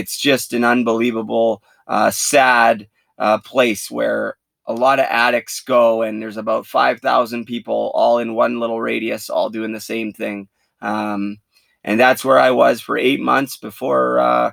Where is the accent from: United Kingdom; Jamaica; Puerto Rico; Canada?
Canada; Port Coquitlam, British Columbia; I'm from Port Coquitlam, British Columbia, which is about 40 minutes from Vancouver. Grew up there, played my minor hockey there